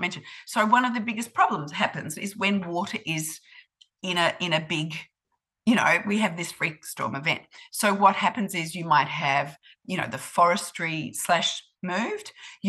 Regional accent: Australia; moved away as an adult; now in New Zealand; I grew up in Australia

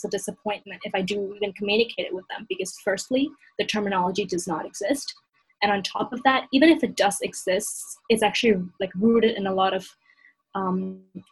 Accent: Hong Kong; growing up in Hong Kong, even within the Chinese language, so I'm somebody who grew up speaking Cantonese and Punjabi and English with both my parents

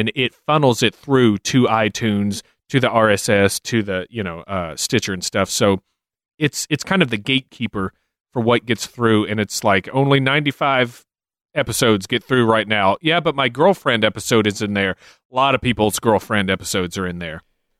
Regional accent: Lewiston, Idaho, United States; The windows are an exact match for windows on the sidewalks of my hometown of Lewiston, Idaho

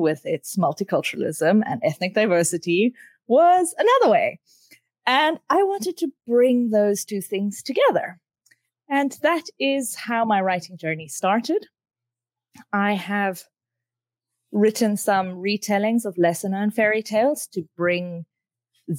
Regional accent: South Africa; I grew up in South Africa

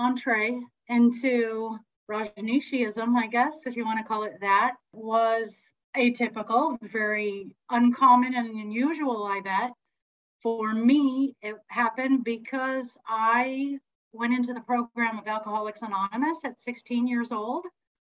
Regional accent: Santa Cruz, California, United States; also born or lived in Berkeley, California; raised in Santa Cruz

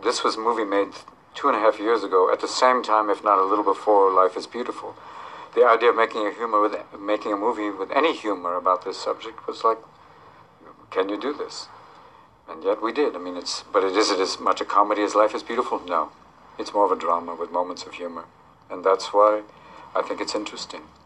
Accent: United States; as an American

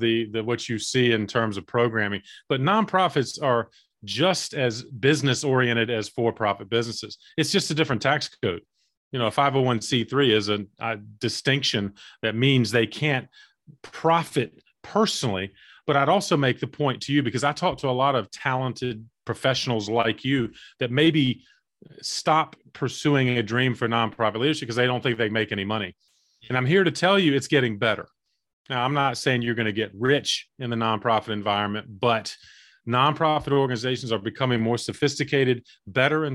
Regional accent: Eastern North Carolina, United States; I grew up in Eastern North Carolina

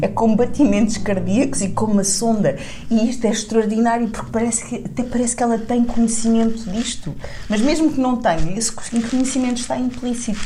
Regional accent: Tavira, Algarve, Portugal; Tavira é a minha terra, não é? o, o lugar uh, onde, onde eu me formei a, a, cabeça

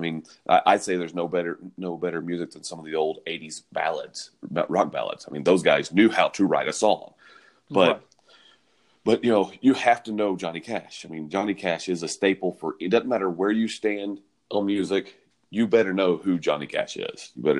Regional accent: the South, United States; Yeah, I'm born and raised in the South. And I'm not from Nashville

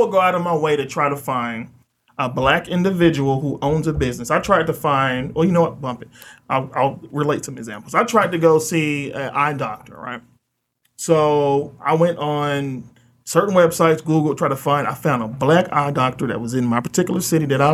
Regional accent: the South, United States; I'm from the South.

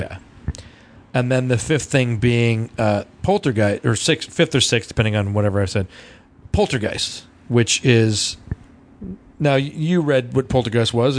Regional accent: Loveland, United States; our growing up in Loveland

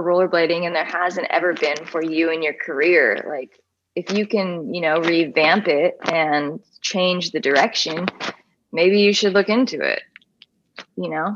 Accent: Atlanta, Georgia, United States; my girlfriend, who I grew up with in Atlanta, Georgia, went to middle school and high school

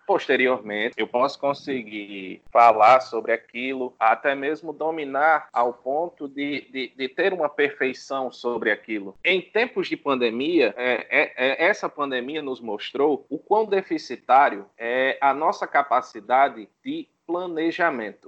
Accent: São Paulo do Potengi, Rio Grande do Norte, Brazil; sou de São Paulo do Potengi

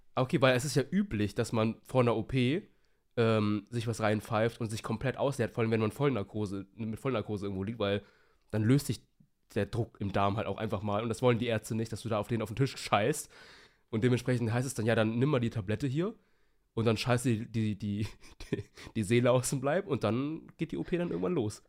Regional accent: Hamburg, Germany; now in Bremen, Germany; ich wohne ja in Bremen und ich komme ja ursprünglich aus der Nähe Hamburg

